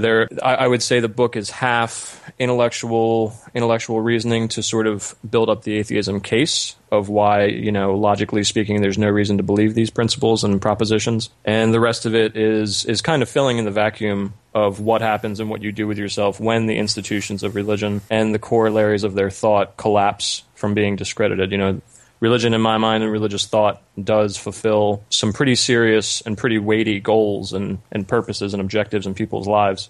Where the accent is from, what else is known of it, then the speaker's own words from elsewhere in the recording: New Jersey, United States; also born or lived in New York City / Alabama / North Carolina; Yeah, originally I'm from just outside Philadelphia in New Jersey in the United States, and just generally lived all over the U.S.